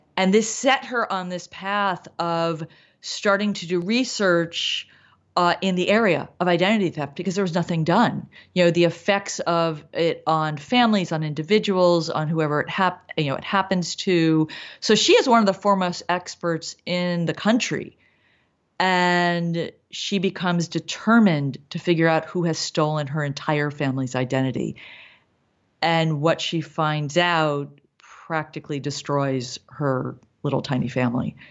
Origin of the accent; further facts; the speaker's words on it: East Coast, United States; moved away as an adult; now in Los Angeles, United States; I came here in my twenties. I mean, not late, but I came here as an adult. Um, I grew up on the East Coast.